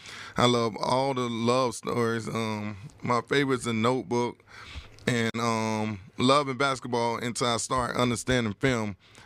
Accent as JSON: {"language": "English", "area": "Palm Beach", "region": "Florida", "country": "United States", "also_born_or_lived": "New York", "said": "Yeah, I'm originally from Palm Beach. You know, I'm just back and forth with New York and here."}